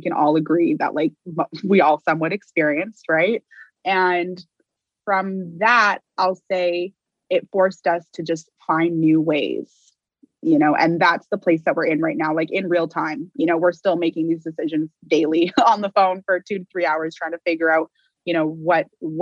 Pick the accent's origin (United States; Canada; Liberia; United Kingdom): Canada; Vancouver, British Columbia; moved away as an adult; also born or lived in Ontario; I am born and raised in Vancouver